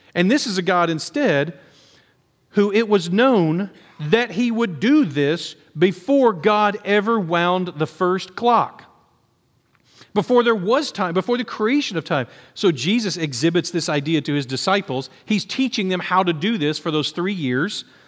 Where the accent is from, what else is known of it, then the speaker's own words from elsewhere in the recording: United States; for us as Americans